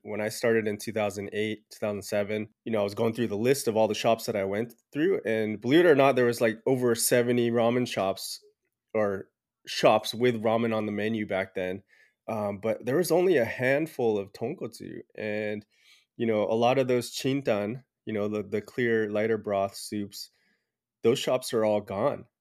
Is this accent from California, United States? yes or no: yes; Southern California, United States; I grew up in Southern California. I was actually born here